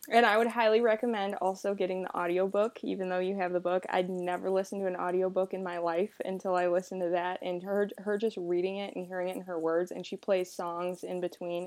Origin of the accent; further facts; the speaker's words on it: Rock Hill, South Carolina, United States; I'm from Rock Hill, South Carolina